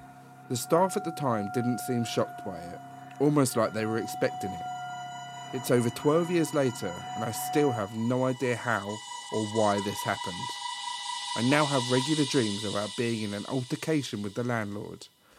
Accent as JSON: {"language": "English", "region": "East of England", "country": "United Kingdom", "said": "Way back in 2007, me and my fellow at the time travelled from Leeds, where I was at uni, to York for the day. We had both never been, as he was Welsh and I was from Hertfordshire."}